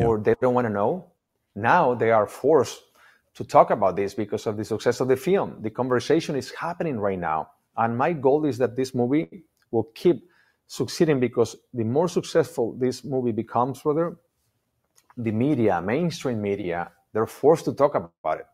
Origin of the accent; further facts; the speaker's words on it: Mexico; English is a second language; moved away as an adult; now in United States; We moved here maybe, I don't know, uh, in two thousand, almost twenty-three years ago. I didn't speak English.